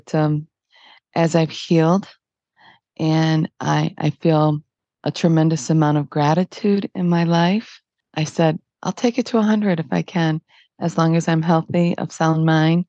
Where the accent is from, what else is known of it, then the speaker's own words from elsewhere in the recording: Detroit, Michigan, United States; I was born in Detroit